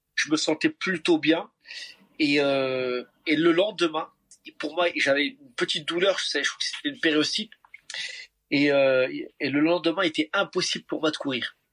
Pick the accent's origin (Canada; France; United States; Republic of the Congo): France; Paris, Île-de-France; en tant que bon parisien qui se respecte, je ne suis jamais monté dans la tour Eiffel